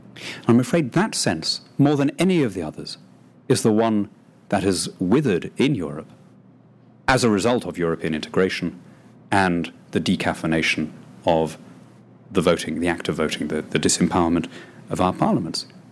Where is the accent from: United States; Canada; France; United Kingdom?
United Kingdom; a British patriot brought up in that tradition